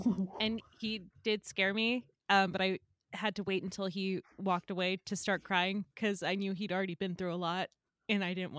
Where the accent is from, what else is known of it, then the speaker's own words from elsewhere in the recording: the Bible Belt, United States; I grew up in the Bible Belt.